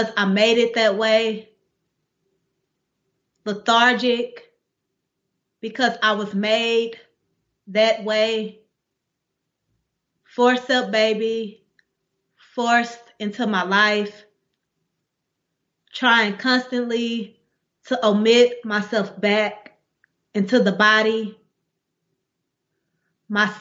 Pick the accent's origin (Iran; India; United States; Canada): United States; Dallas, Texas; moved away as an adult; I'm from Dallas, like through and through, born and raised